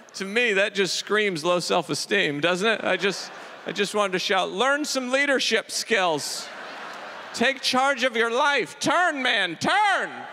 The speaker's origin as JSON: {"language": "English", "region": "Idaho", "country": "United States", "moved": "yes", "lives_now": "New York City, United States", "said": "I'm from Idaho"}